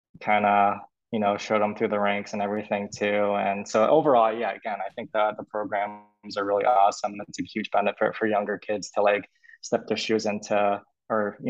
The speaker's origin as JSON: {"language": "English", "region": "Massachusetts", "country": "United States", "said": "I'm from Massachusetts"}